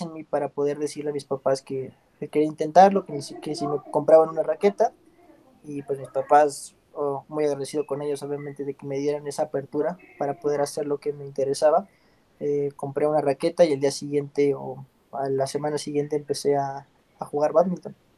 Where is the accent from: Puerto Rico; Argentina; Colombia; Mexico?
Mexico; Mexico City; moved away as an adult; also born or lived in Europe; yo soy originario de, la Ciudad de México, eh, aquí nací y estuve pues parte de mi vida